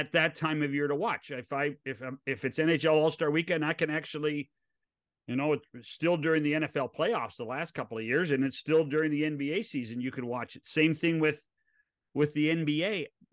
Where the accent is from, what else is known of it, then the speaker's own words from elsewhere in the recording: West Coast, United States; I grew up on the West Coast. I grew up as a National League kid.